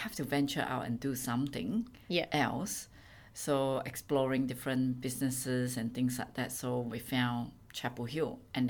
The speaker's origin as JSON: {"language": "English", "country": "Singapore", "tie": "born or raised there", "also_born_or_lived": "Blue Mountains, NSW, Australia", "moved": "as an adult", "lives_now": "Australia", "said": "Born and bred from Singapore. Came here in my early"}